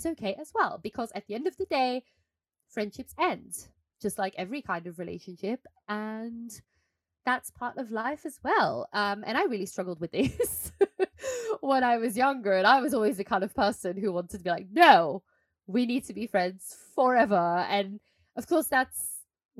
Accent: Belgium; moved away; I'm in my hometown now this week

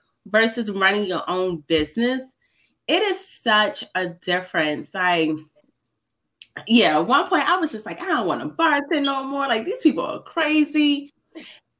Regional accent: Baltimore, Maryland, United States; I've been born and raised in Baltimore, Maryland

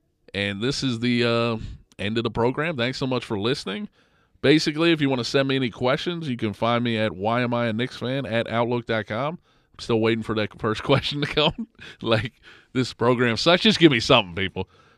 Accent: outside of Baltimore, Maryland, United States; I grew up outside of Baltimore

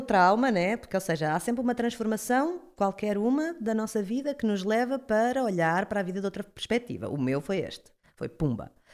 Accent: Cacém, Lisbon, Portugal; also born or lived in Caldas da Rainha; Eu, eu sou do Cacém

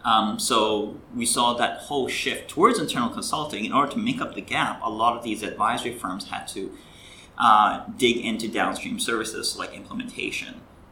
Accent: Greece; also born or lived in India / Canada; now in Hong Kong; So I'm actually originally from Canada, but I grew up in Greece and India, so very much the definition of a third culture kid.

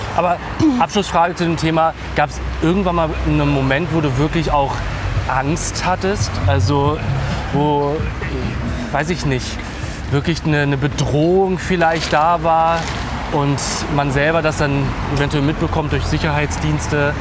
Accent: Berlin, Germany; also born or lived in Wilmersdorf, Berlin; Ich bin in Wilmersdorf tatsächlich zu, zu Welt gekommen und bin aber in Neukölln groß geworden

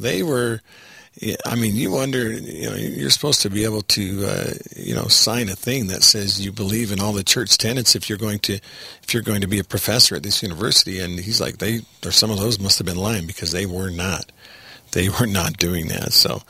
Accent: San Marcos, Texas, United States; moved away; I grew up in Texas. I was a minority in Texas growing up. My elementary school in San Marcos, Texas, was about 60% Hispanic and about 30% African American.

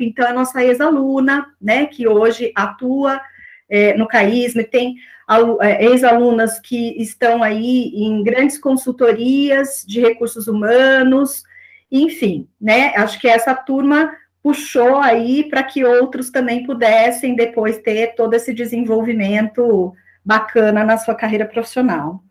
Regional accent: Aguaí, São Paulo, Brazil; also born or lived in São João da Boa Vista; now in Campinas, Brazil; eu nasci em São João da Boa Vista, sou natural de lá, mas morei, né, desde aí, depois do meu nascimento, em Aguaí, que é uma cidade vizinha a São João da Boa Vista, e durante aí a minha infância e adolescência, eu passei em Aguaí.

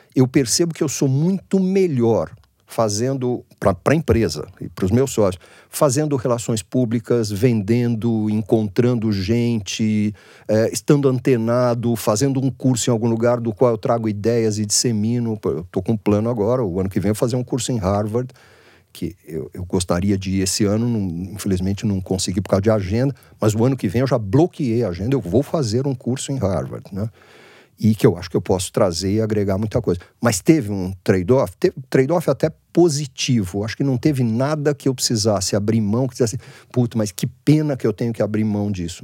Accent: Santos, São Paulo, Brazil; now in São Paulo, Brazil; eu não sou de São Paulo, eu nasci em Santos

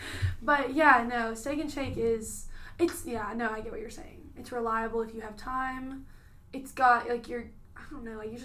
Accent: Jackson, United States; I'm from Jackson, and I used to work at Chick-fil-A until, like, 11 o'clock.

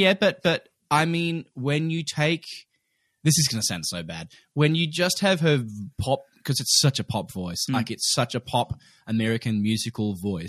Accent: Australia; Which very much dates me as an Australian 33-year-old in the year 2020.

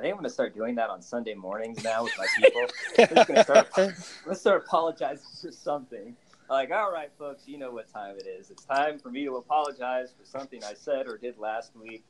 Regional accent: Topeka, Kansas, United States; now in Leavenworth, United States; I'm originally from Topeka, Kansas, and I'm currently in Leavenworth, Kansas, which is about an hour to the northeast of where I grew up. So I am a lifelong northeast Kansas person.

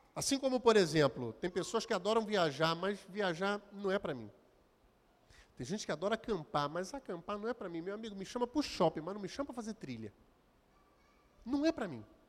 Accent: Belford Roxo, Rio de Janeiro, Brazil; eu nasci e fui nascido, criado em Belfort Roxo

